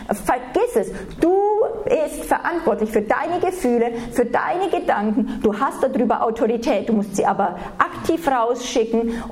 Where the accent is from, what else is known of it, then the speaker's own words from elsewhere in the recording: Germany; Wenn wir als Deutsche, und da sind wir, also jeder von uns ist davon verseucht